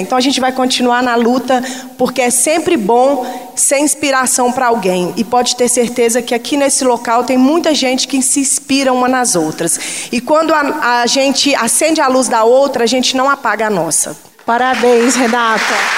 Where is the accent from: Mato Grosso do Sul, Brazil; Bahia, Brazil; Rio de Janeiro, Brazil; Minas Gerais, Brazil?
Minas Gerais, Brazil; Contagem; eu cresci naquele local, no Maracanã, em Contagem